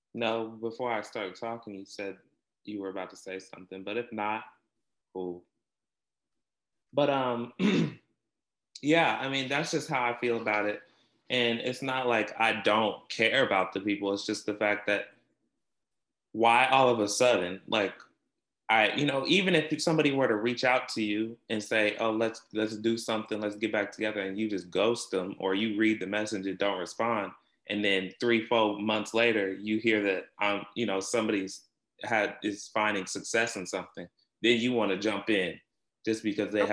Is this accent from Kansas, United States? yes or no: yes; Topeka, Kansas, United States; I'm from Topeka